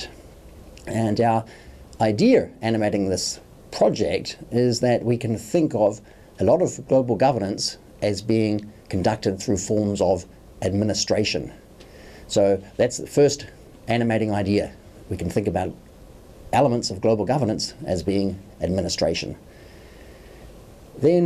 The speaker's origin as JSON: {"language": "English", "country": "New Zealand", "also_born_or_lived": "Oxford, United Kingdom", "moved": "as an adult", "lives_now": "New York City, United States", "said": "I'm from New Zealand, spent a long time teaching and studying in Oxford University, and then I've been based at New York University for more than 10 years"}